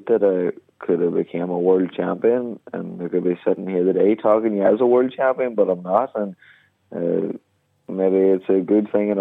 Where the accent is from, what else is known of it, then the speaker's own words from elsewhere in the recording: Donegal, Ulster, Ireland; the Fun Valley Centre last night in my hometown